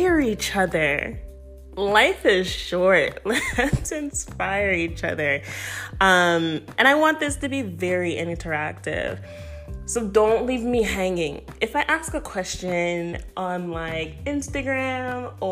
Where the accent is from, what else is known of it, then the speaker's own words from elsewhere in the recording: Toronto, Ontario, Canada; moved away as an adult; also born or lived in Florida / Connecticut; now in Maryland, United States; I am originally from Toronto